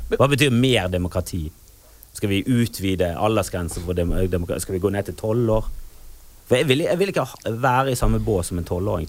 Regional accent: Bergen, Vestland, Norway; der jeg kommer fra, ute i Fana

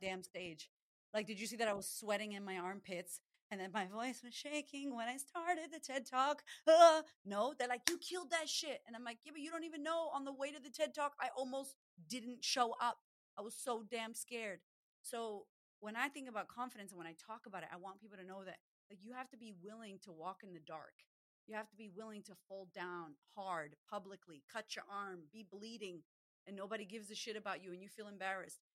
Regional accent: Boston, Massachusetts, United States; now in Australia; We're Puerto Rican descent. And I'm from Boston originally, but I live in Australia

